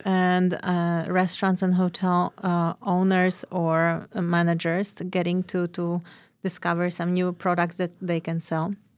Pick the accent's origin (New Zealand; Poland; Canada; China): Poland; moved away as an adult; now in Ashland, United States; I am originally from Poland